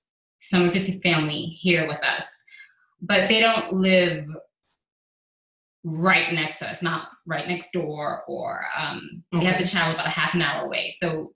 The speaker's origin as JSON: {"language": "English", "town": "New York City", "region": "New York", "country": "United States", "tie": "born or raised there", "moved": "yes", "lives_now": "Houston, United States", "said": "I grew up in New York."}